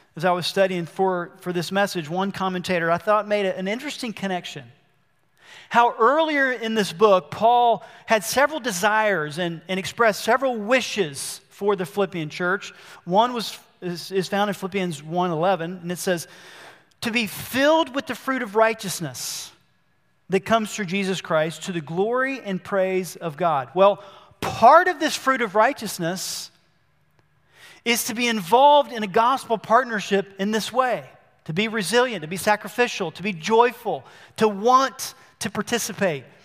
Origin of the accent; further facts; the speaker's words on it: Albany, Georgia, United States; I was born in Albany, Georgia.